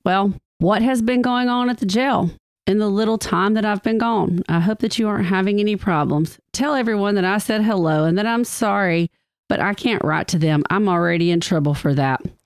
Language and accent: English; DeKalb County, Alabama, United States; I'm from DeKalb County